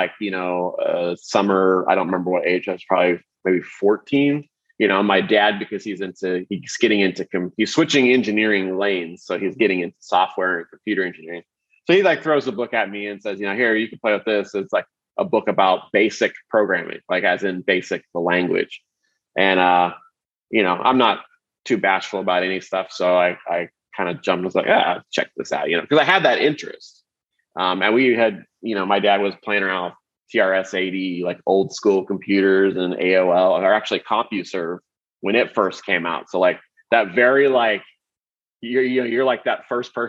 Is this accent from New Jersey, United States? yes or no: no; Kansas City, Missouri, United States; I grew up in Kansas City, Missouri